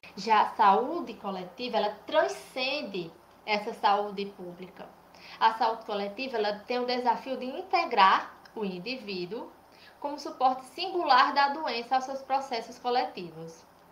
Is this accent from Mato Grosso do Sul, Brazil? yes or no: no; Cajazeiras, Paraíba, Brazil; Eu sou de Cajazeiras, Paraíba